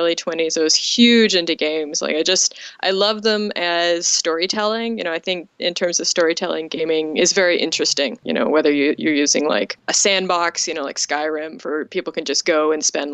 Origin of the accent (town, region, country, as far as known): Ontario, Canada; born or raised there